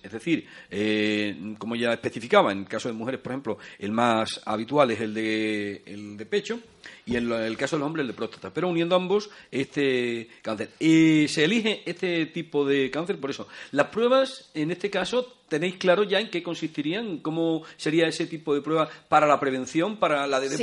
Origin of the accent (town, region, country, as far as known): Fuente de Cantos, Extremadura, Spain